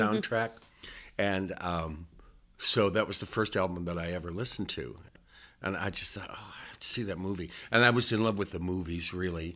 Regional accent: Estherville, Iowa, United States; moved away as an adult; also born or lived in Omaha, Nebraska; I was born and raised in Estherville, Iowa, which is this little town in northwest Iowa

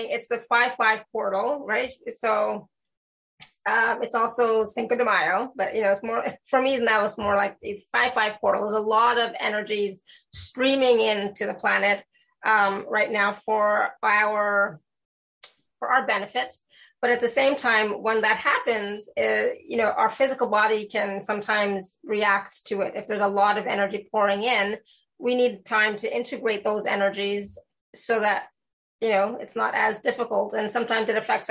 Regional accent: India; I'm Indian

